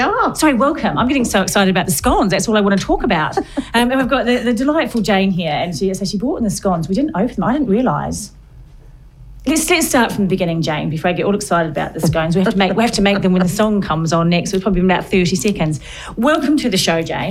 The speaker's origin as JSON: {"language": "English", "country": "New Zealand", "moved": "yes", "lives_now": "United Kingdom", "said": "I'm from New Zealand."}